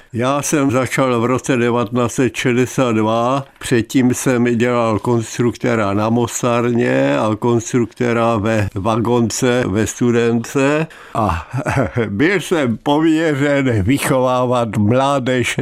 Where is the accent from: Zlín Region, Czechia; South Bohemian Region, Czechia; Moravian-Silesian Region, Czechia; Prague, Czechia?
Moravian-Silesian Region, Czechia; Ostrava; ve Svínově jsem bydlel od svého narození. Narodil jsem se ve Bítkovicích, ale po týdnu jsem byl svínovák a v té Ostravě žiju celý život.